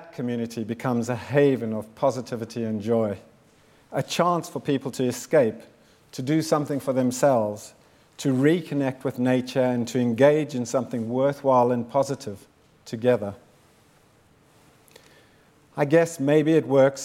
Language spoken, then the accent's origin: English; South Africa; moved away; also born or lived in Zimbabwe; I was born in Zimbabwe in 1960 and grew up in South Africa during apartheid